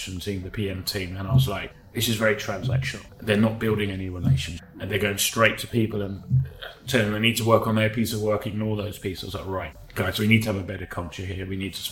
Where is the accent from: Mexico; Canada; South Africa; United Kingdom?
United Kingdom; England; also born or lived in Sweden / Australia; now in Singapore; My background, I'm from England originally